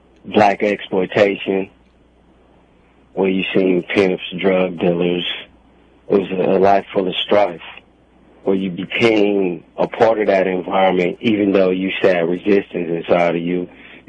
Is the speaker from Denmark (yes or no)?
no; Oakland, California, United States; I was born here in Oakland, California, born and raised.